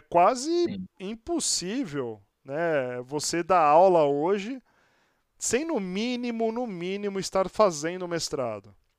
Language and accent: Portuguese; Santos, São Paulo, Brazil; now in São Paulo, Brazil; eu sou de Santos, estou aqui em São Paulo já há quase 20 anos